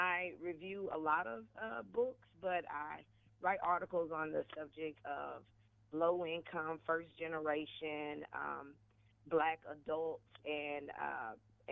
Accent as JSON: {"language": "English", "town": "Conway", "region": "Arkansas", "country": "United States", "tie": "born or raised there", "also_born_or_lived": "Georgia", "moved": "as an adult", "said": "I grew up in Conway, Arkansas"}